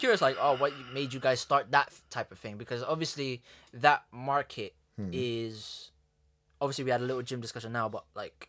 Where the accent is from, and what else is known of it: Philippines